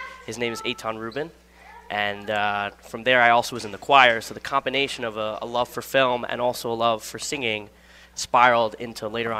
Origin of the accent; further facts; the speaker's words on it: Livingston, New Jersey, United States; I'm from the Livingston area.